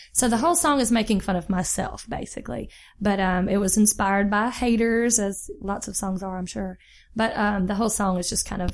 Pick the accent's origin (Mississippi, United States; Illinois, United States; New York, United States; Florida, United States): Mississippi, United States; Jackson; grew up in Jackson, Mississippi